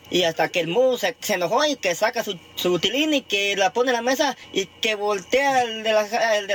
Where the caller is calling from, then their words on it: Seattle, Washington, United States; Yo no feliz … aquí de Seattle y me quiero